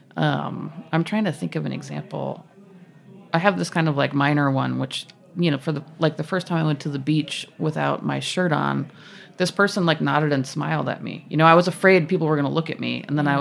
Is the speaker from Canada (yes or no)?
no; Massachusetts, United States; I'm from Massachusetts